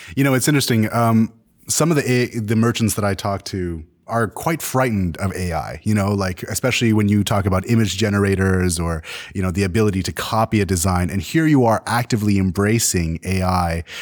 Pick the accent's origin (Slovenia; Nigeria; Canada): Canada; I'm Canadian